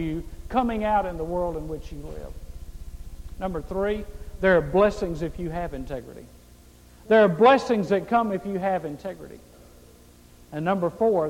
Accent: Mississippi, United States; I grew up in Mississippi, the poorest state in the United States

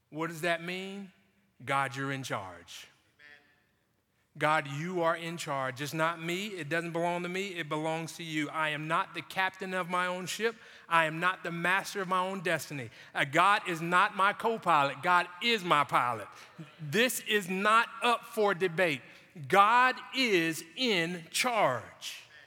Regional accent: Jacksonville, Florida, United States; growing up in Jacksonville

